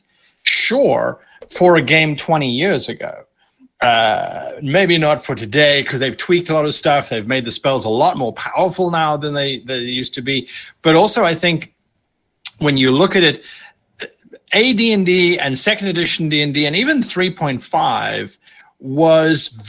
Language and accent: English; South Africa; moved away; I'm originally from South Africa, and so we were very, very isolated.